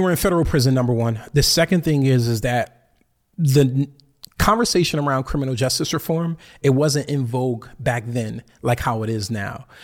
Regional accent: Bridgeport, Connecticut, United States; I'm from Bridgeport, Connecticut

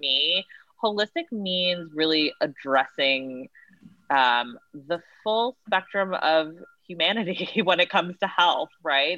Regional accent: Woodstock, New York, United States; I'm from Woodstock, New York, and my my parents are actual hippies

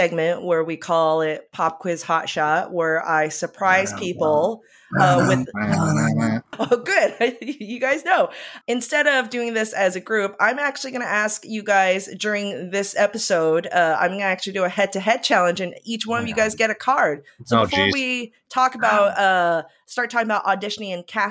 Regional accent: Taiwan; So I grew up in Taiwan, and before we had American cable, we actually had British cable first.

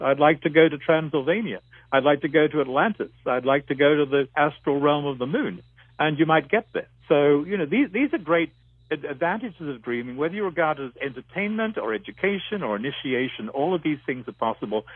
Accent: Australia; moved away as an adult; now in North America; I grew up in Australia

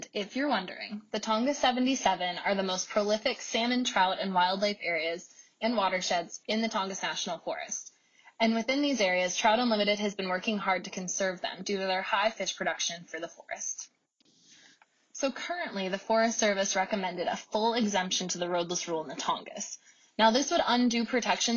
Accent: Juneau, Alaska, United States; I was born and raised in Juneau, Alaska

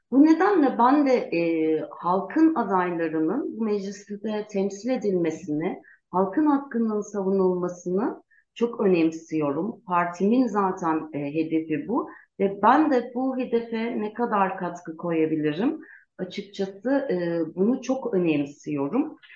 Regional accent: Gaziantep, Turkey; born there; moved away as an adult; now in Ankara, Turkey; Ee, ben e, 1978'de Gaziantep'te doğdum. E, ee, 18 yaşından beri Ankara'da yaşıyorum. 20 yıldır da avukatlık yapıyorum.

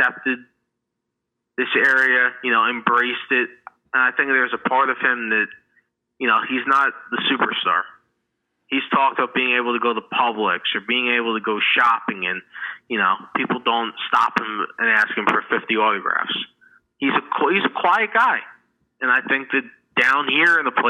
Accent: New York, United States; moved away; I'm from New York

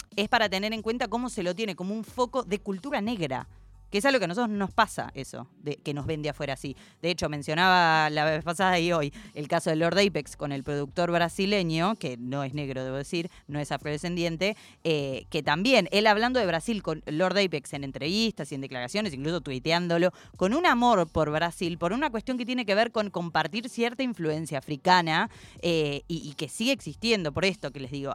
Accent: Argentina; soy argentinísima

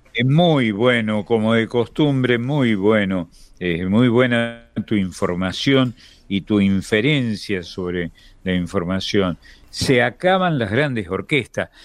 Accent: Argentina

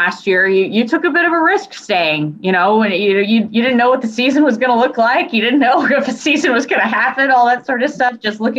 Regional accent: Portland, Oregon, United States; now in Spokane, United States; I'm from the Portland area, but I really feel like Spokane is really my hometown in a weird way.

